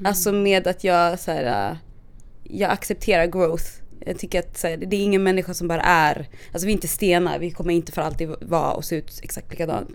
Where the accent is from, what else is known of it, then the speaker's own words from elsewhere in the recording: Stockholm, Stockholm County, Sweden; jag är från Stockholm och jag har bott på lite olika platser. Mm. Också, så när jag var yngre så bodde vi, jag och min familj bodde mitt i stan